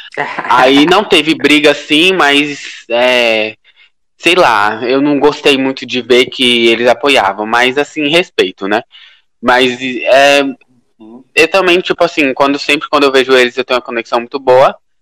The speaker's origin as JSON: {"language": "Portuguese", "region": "Piauí", "country": "Brazil", "moved": "yes", "lives_now": "São Paulo, Brazil", "said": "eu tô morando em São Paulo, sou do Piauí, tô morando em São Paulo"}